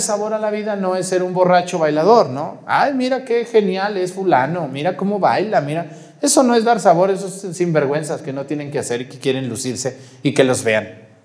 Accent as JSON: {"language": "Spanish", "town": "Mexticacán", "region": "Jalisco", "country": "Mexico", "tie": "born or raised there", "moved": "yes", "said": "donde yo nací, allá en Mesticacán"}